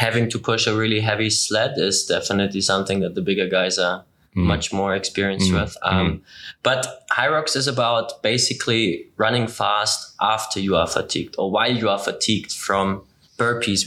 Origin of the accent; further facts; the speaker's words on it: Ingolstadt, Bavaria, Germany; I'm also from Ingolstadt, so just north of Munich where we are